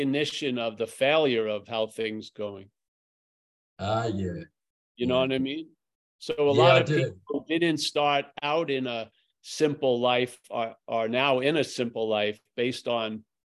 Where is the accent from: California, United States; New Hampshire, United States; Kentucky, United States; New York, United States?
California, United States; Northern; where I grew up and back in Northern California